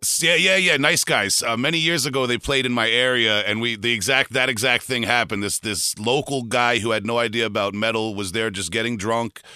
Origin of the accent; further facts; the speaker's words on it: Long Island, New York, United States; I'm from Long Island, New York